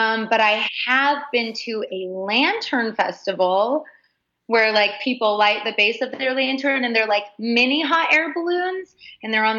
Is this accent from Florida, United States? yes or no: no; Pueblo, Colorado, United States; the town I grew up in is Pueblo, Colorado